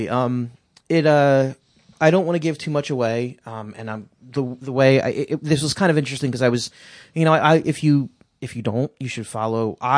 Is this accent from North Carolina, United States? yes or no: no; California, United States; accent: British; California, but for some reason, I have a British accent.